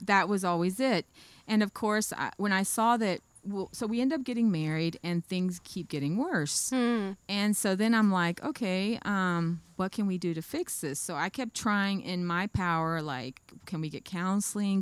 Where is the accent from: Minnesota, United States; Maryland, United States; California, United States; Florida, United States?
Florida, United States; Pahokee; also born or lived in Boynton Beach, Florida / Belle Glade, Florida; I was born in Boynton, but I grew up in Pahokee